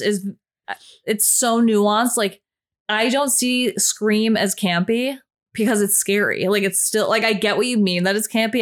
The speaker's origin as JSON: {"language": "English", "country": "Slovakia", "moved": "yes", "said": "my home country, Slovakia"}